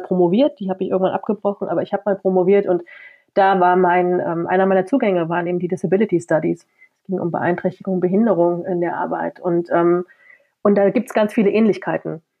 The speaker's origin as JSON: {"language": "German", "town": "Halle", "region": "Saxony-Anhalt", "country": "Germany", "moved": "as an adult", "lives_now": "Leipzig, Germany", "said": "ich komme aus Halle, wohne in Leipzig, äh, also ostsozialisiert."}